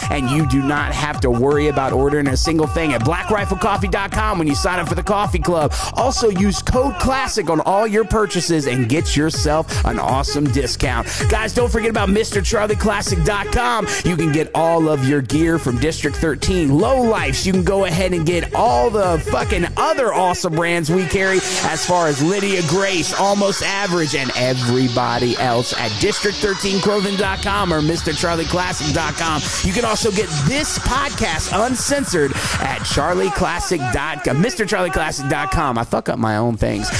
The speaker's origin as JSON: {"language": "English", "region": "the South", "country": "United States", "tie": "born or raised there", "accent": "southern", "moved": "yes", "said": "growing up in the South"}